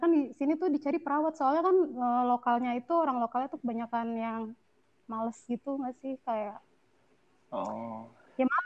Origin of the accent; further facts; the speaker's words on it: Bekasi, West Java, Indonesia; born there; moved away as an adult; iya cek gue lahir di Bekasi